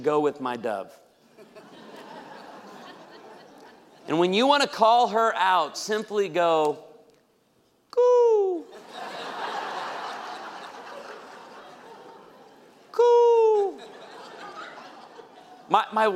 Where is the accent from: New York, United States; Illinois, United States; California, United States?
Illinois, United States; outside of Chicago; I grew up outside of Chicago